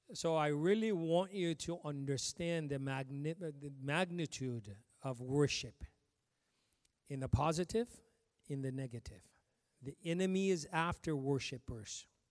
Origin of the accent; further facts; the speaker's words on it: Ethiopia; moved away; I came from Ethiopia